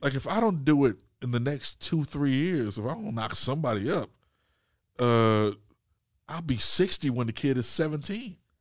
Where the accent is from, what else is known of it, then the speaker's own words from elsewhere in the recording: Peoria, Illinois, United States; moved away as an adult; now in California, United States; when I was in my hometown of Peoria, Illinois